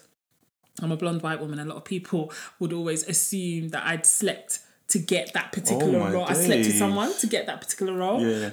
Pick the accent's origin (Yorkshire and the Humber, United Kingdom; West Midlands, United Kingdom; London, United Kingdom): London, United Kingdom; I feel like when white people ask me, I'm like, I'm from London. But when black people ask me, if an Asian person, I'll just be like, I'm Nigerian.